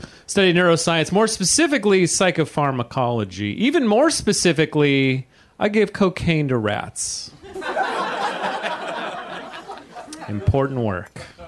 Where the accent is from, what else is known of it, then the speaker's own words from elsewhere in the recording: California, United States; moved away as an adult; also born or lived in New York City; I'm from California originally, but about 5 years ago, I moved to New York City